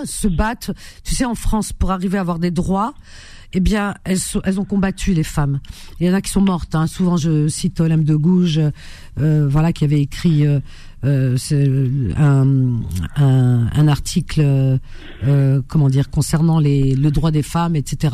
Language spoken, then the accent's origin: French; Algeria; moved away; en Algérie, dans ma ville natale